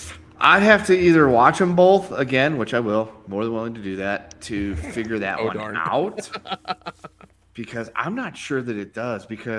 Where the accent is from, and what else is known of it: St. Louis, Missouri, United States; born or raised there; moved away